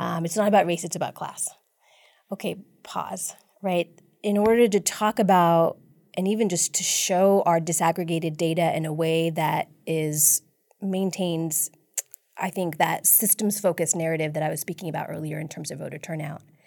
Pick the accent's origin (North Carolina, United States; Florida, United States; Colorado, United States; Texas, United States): Texas, United States; San Antonio; I grew up in District Eight, actually, um, in a really tight-knit South Asian immigrant community.